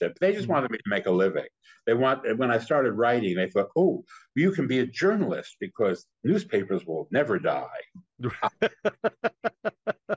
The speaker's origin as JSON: {"language": "English", "town": "Paterson", "region": "New Jersey", "country": "United States", "tie": "born or raised there", "moved": "yes", "said": "That's my hometown."}